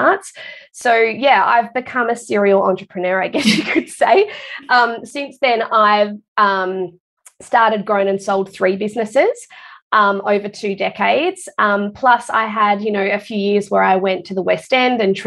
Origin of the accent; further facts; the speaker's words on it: Perth, Western Australia, Australia; moved away as an adult; now in Queensland, Australia; I'm actually originally from Perth